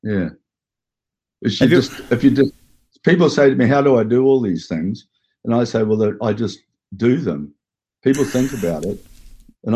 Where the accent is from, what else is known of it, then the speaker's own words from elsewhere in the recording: Hastings, Hawke's Bay, New Zealand; now in Auckland, New Zealand; I come from Hastings